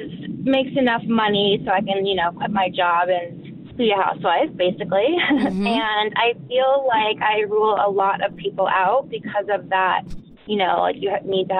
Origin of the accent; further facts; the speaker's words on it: New Jersey, United States; now in Los Angeles, United States; I was raised in New Jersey, a pretty well-off family.